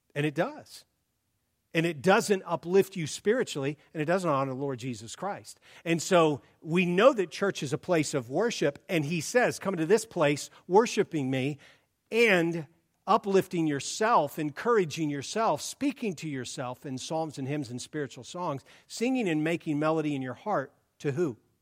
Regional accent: Columbus, Ohio, United States; now in Oregon, United States; born and raised in Columbus

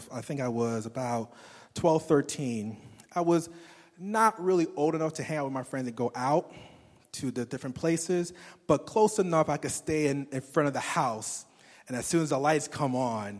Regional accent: New York City, New York, United States; moved away as an adult; I grew up in Brooklyn, New York. I was there for pretty much till my 21st birthday

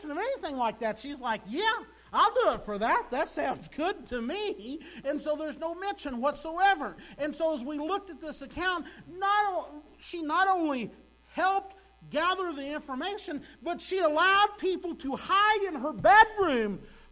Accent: Sparta, United States; I grew up in Sparta. Graduated from high school there in Sparta.

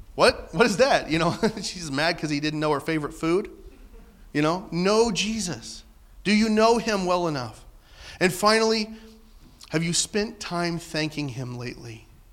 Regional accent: Southern Illinois, United States; I'm from Southern Illinois

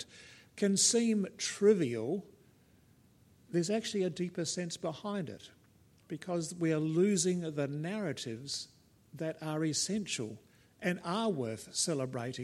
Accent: South Australia, Australia; being South Australian

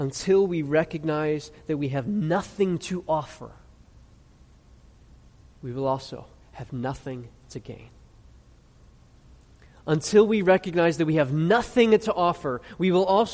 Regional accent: United States; I'm an American. I'm proud to be an American.

